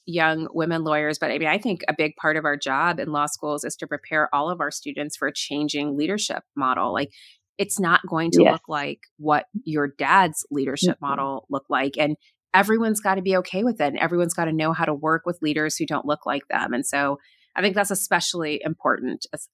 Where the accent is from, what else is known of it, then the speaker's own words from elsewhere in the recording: Florida, United States; moved away; I grew up in Florida, and, you know, when we first moved there